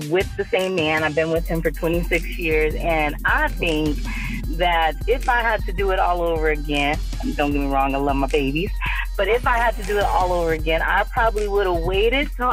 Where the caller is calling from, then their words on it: Phoenix, Arizona, United States; I'm calling from Phoenix.